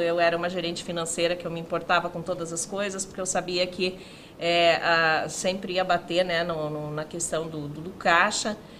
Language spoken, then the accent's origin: Portuguese; Canoinhas, Santa Catarina, Brazil; moved away as an adult; now in Joinville, Brazil; sou nascida em Canoinhas